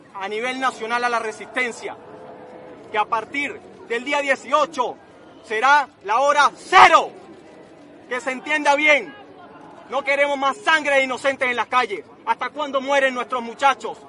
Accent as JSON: {"language": "Spanish", "country": "Venezuela"}